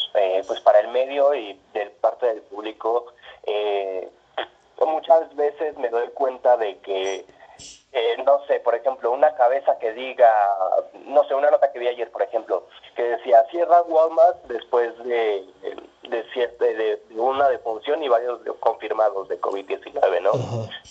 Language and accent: Spanish; Mexico City, Mexico; mi infancia la hice pues, prácticamente en el sur de la ciudad